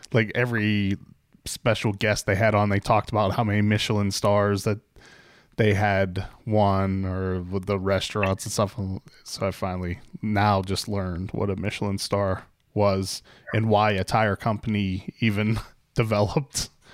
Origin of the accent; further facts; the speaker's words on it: Pittsburgh, Pennsylvania, United States; accent: Pittsburghese; moved away; I grew up outside of Pittsburgh